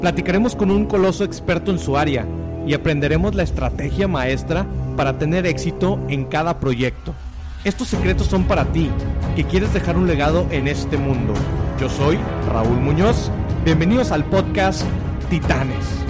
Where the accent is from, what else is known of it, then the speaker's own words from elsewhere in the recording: Tamaulipas, Mexico; yo soy originario de Tamaulipas